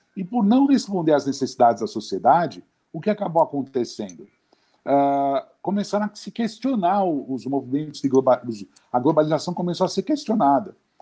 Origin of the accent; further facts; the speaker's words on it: Brazil; a gente nasceu aqui